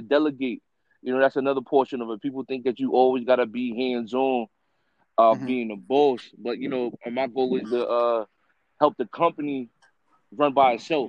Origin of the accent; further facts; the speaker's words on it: Bellport, New York, United States; also born or lived in Riverhead, New York; I'm an artist from, I grew up in Bellport. I reside in Riverhead now.